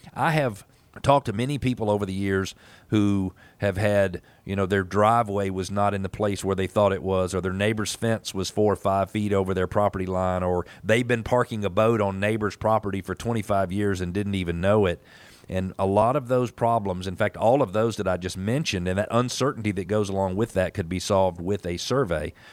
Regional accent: United States; as an American

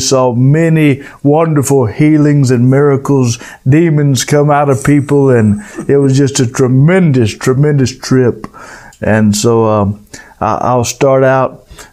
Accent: United States; me being an American

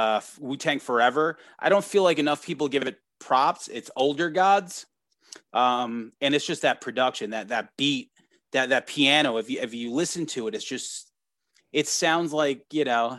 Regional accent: New York, United States; we're all from New York

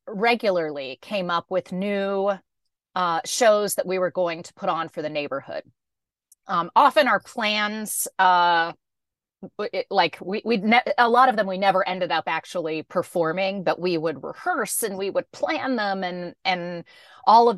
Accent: Dallas, Texas, United States; also born or lived in San Francisco, California; now in California, United States; I grew up in Dallas, Texas

